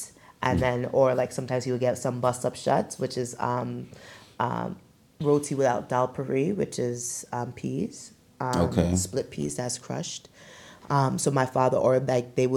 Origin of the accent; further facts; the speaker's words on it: New York City, New York, United States; I was born in Brooklyn. Good old Brooklyn, New York.